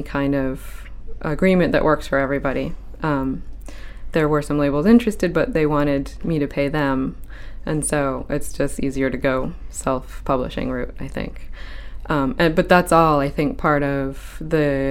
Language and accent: English; Saco, Maine, United States; now in Portland, United States; I grew up in Saco from age 7 on